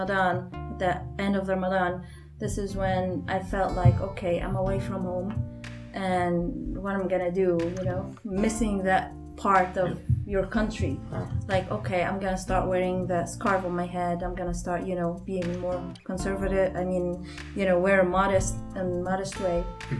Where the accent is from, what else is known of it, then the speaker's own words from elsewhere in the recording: Lebanon; now in United States; I'm from Lebanon